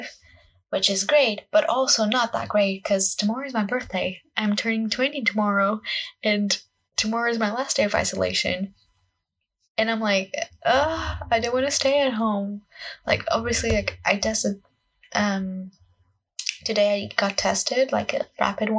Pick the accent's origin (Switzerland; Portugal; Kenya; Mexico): Portugal; English is a second language; now in United Kingdom; English is not my first language. I am Portuguese and I'm studying and living in the UK currently